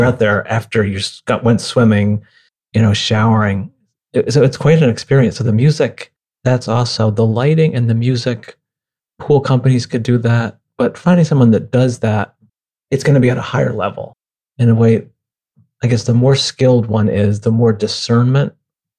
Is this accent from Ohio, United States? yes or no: no; near Lake Ontario, upstate New York, United States; moved away; I grew up near Lake Ontario in upstate New York